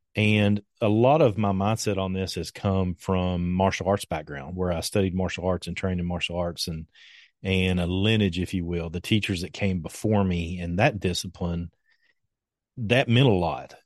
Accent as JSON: {"language": "English", "town": "Winchester", "region": "Kentucky", "country": "United States", "tie": "born or raised there", "said": "I grew up here in Kentucky. I've lived in Kentucky my entire life"}